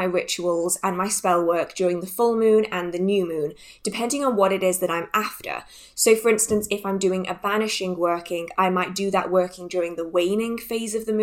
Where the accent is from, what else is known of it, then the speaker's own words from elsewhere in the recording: England, United Kingdom; I am from England, and here it rains a lot